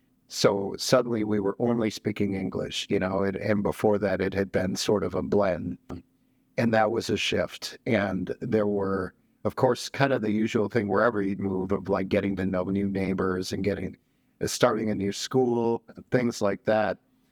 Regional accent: rural Wisconsin, United States; also born or lived in Mexico / Milwaukee, Wisconsin; So I was born in Mexico, immigrated when I was 5. Okay. And we came to rural Wisconsin, partly because neither of my parents really liked being in a city.

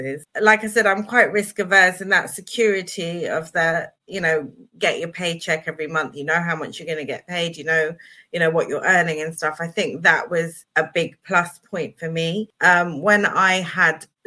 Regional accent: United Kingdom; I was born in 72. So I'm British born and bred.

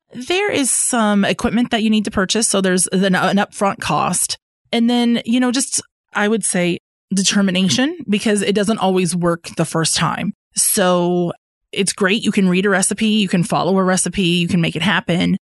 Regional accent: Ames, Iowa, United States; moved away as an adult; now in Fayetteville, United States; I am originally from Ames, Iowa, and I moved down to Fayetteville for a career opportunity the winter of 2014.

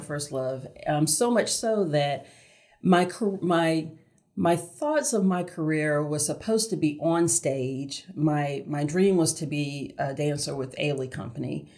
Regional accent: Augusta, Georgia, United States; now in Charlotte, United States; born and raised in Augusta, Georgia

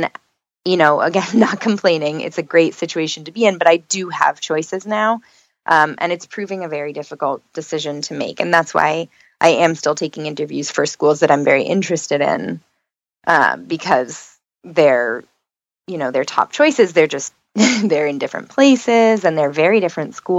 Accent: New York, United States; moved away as an adult; now in Florida, United States; I'm from New York

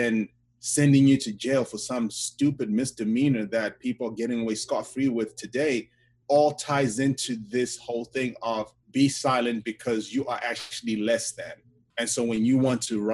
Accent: Zimbabwe; now in United States; my country in Zimbabwe

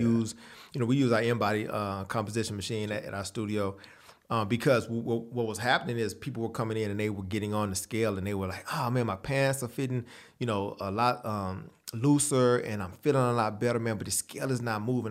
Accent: San Antonio, Texas, United States; I grew up in San Antonio, Texas

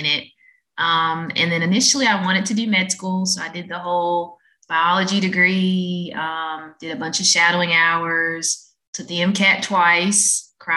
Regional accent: North Carolina, United States; born and raised in North Carolina

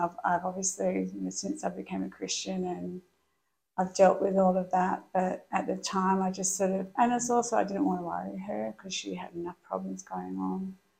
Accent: Perth, Western Australia, Australia; I was born in Perth, pretty dysfunctional family, like a lot of people.

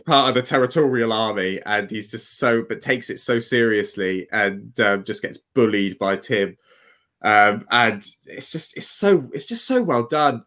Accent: Tewkesbury, South West England, United Kingdom; born or raised there

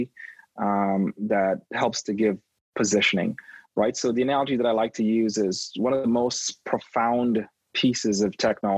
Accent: Trinidad & Tobago; now in Toronto, Canada; I was born in Toronto. I stayed here till I was two, and then I grew up in the Caribbean in a little country called Trinidad and Tobago

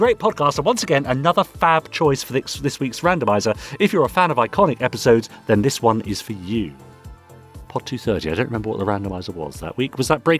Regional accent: Canada; I'm Canadian, and I'm so pleased to see the various Canadians who participated in Gerry and Sylvia Anderson's productions

